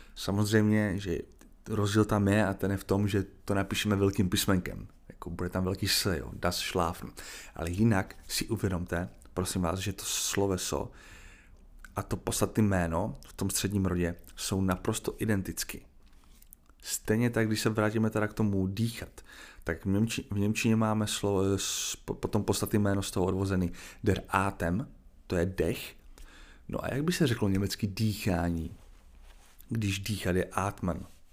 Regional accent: Czechia; já mám dvě možnosti jako Čech

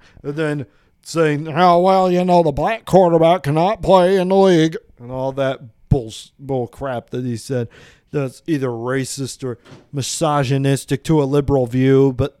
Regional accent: Vincennes, Indiana, United States; now in Bloomington, United States; I grew up in Vincent's, first off.

